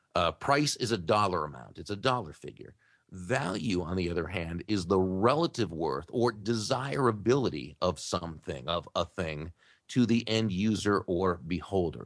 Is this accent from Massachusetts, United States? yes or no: yes; Massachusetts, United States; now in Jupiter, United States; I I grew up in Massachusetts